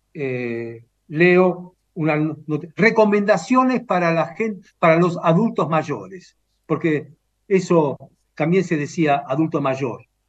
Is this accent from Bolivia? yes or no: no; Romania; moved away; Nací en Rumania